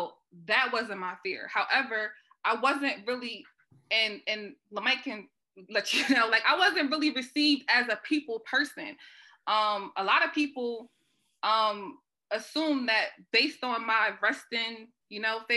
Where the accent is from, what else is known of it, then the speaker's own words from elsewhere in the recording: Wilmington, United States; obviously I grew up over Northside, I'm from Northside. My parents still live in that neighborhood.